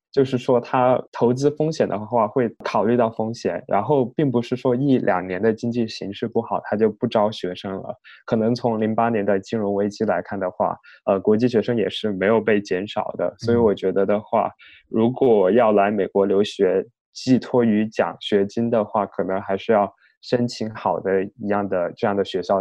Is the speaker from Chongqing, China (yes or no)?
yes; Chongqing, China; moved away as an adult; now in United States; 我的家乡在重庆嘛，也不是北京、上海的一线城市